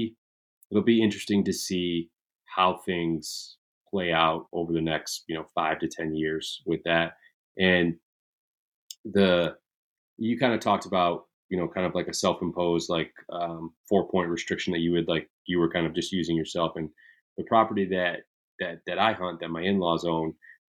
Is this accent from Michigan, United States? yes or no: yes; Michigan, United States; growing up in Michigan, like it's a friggin' holiday for most of us. Right. I mean, where I grew up, we didn't have school on November 15th.